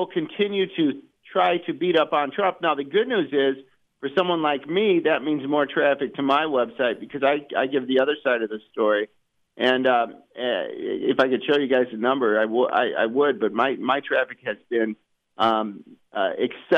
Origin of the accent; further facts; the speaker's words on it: Fort Dodge, Iowa, United States; moved away; I went up to Northwest Iowa, where I was raised this past weekend, and I was driving around in several towns up there. I grew up in Fort Dodge